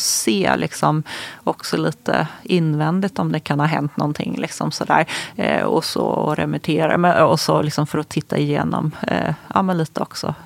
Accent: Småland, Sweden; moved away as an adult; now in Stockholm, Sweden; där jag kommer ifrån, när jag är från Småland

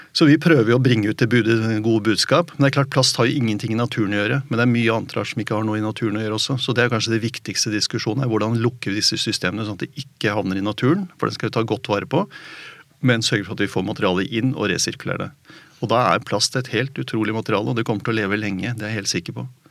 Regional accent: Oslo, Norway; Jeg vokste opp i Oslo

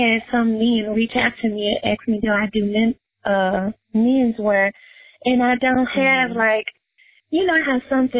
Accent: Memphis, Tennessee, United States; Memphis is my hometown

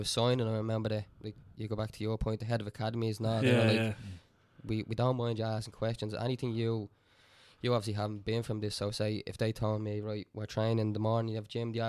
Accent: Dublin, Leinster, Ireland; So he at the time he helped me settle in, because obviously I was from Dublin.

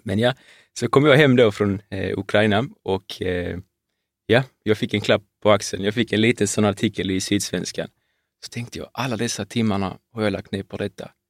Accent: Malmö, Skåne, Sweden; född och uppvuxen

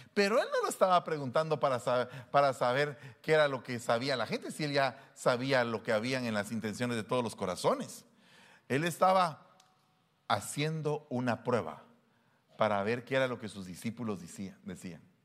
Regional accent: Guatemala; había vivido en esos dos años como que era gringo siendo guatemalteco

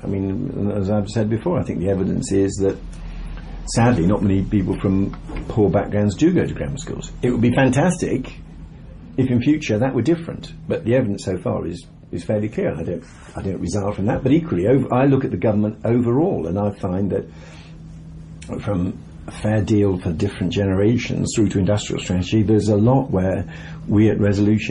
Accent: Birmingham, West Midlands, United Kingdom; I come from Birmingham. My father was an engineer, my mother was a teacher.

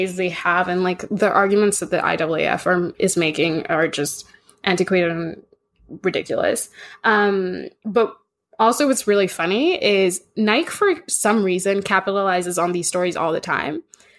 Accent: Kenya; because I grew up in Kenya

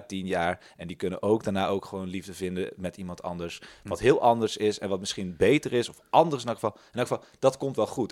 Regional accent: Tilburg, North Brabant, Netherlands; moved away; Ik ben in Tilburg opgegroeid

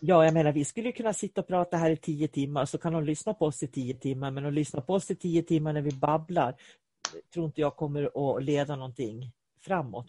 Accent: Sweden; jag är svensk. Jag är svensk. Var jag än åker i världen så springer jag med min svenska flagga i handen, för jag är svensk.

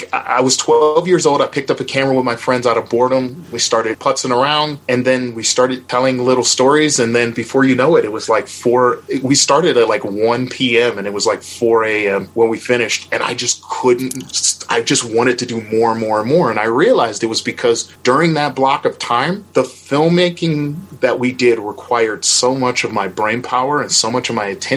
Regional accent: Milwaukee, Wisconsin, United States; I'm from Milwaukee, Wisconsin, which is the most segregated city in America

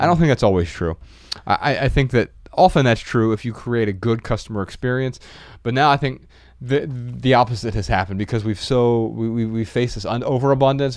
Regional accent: Dayton, Ohio, United States; moved away; a recent trip back to my hometown in twenty nineteen

